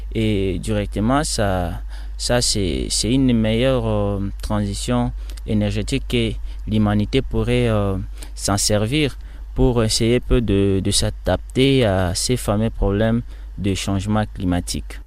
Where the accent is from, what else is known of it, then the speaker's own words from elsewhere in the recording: Kisangani, Tshopo, DR Congo; also born or lived in Bafwasende, Tshopo; Je viens de la République démocratique du Congo, plus précisément dans la partie orientale, province de la Tchopo, ville de Kisangani.